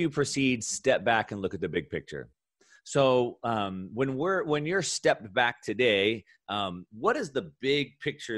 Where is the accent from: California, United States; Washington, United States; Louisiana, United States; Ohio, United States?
California, United States; Southern; growing up in Southern California, I'm a surfer